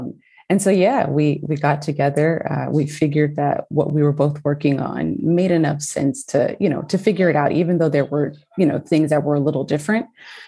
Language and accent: English; Springfield, Illinois, United States; also born or lived in Southern California; now in Bay Area, California, United States; I'm from Illinois.